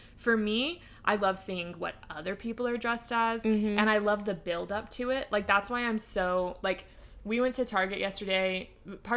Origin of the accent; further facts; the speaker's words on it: California, United States; moved away as an adult; I'm from California